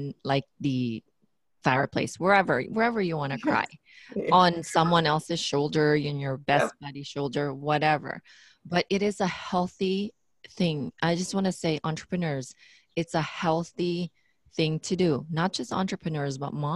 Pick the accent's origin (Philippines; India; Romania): Philippines; being the Filipino that I am, we have this cultural thing